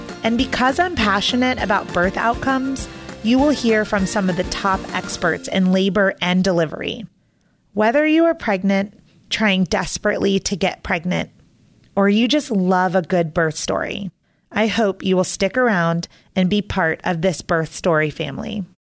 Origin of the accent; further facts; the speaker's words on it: Orlando, Florida, United States; I know exactly where you are because I'm from Orlando, Florida.